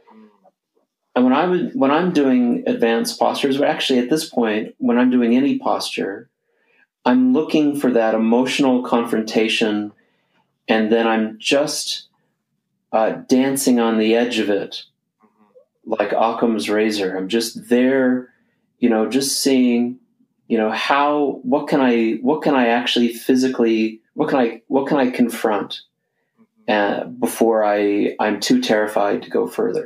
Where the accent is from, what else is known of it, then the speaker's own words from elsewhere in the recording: United States; being an American